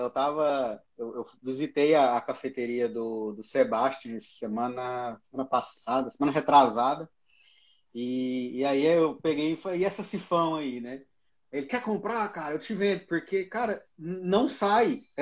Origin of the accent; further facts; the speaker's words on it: Goiás, Brazil; eu sou goiano, mas moro em Santa Catarina, né?